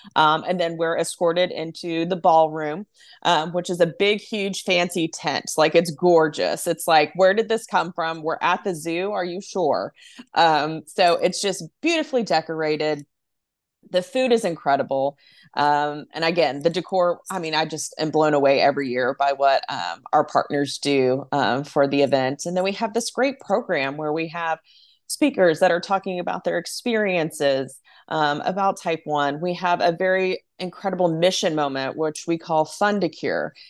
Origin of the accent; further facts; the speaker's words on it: Arlington, Texas, United States; also born or lived in East Coast; I grew up in Arlington